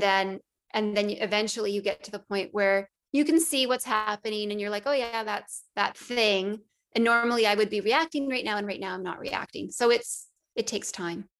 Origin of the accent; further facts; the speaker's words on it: Northern Ontario, Canada; I grew up in Northern Ontario